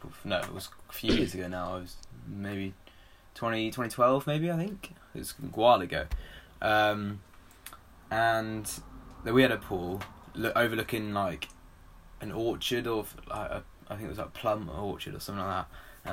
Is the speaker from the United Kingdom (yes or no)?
yes; England, United Kingdom; We're English.